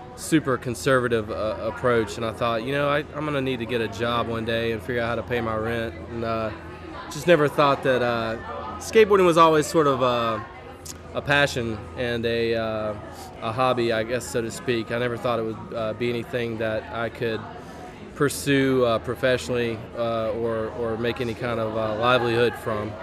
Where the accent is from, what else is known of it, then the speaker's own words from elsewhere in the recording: Rock Hill, South Carolina, United States; moved away as an adult; now in Charlotte, United States; I grew up in Rock Hill